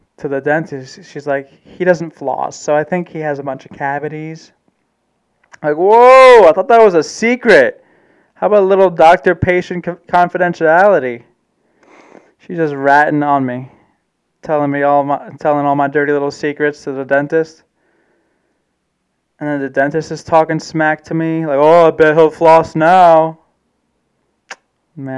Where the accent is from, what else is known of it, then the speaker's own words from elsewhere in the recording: Germany; I'm a German man. I was born in Germany.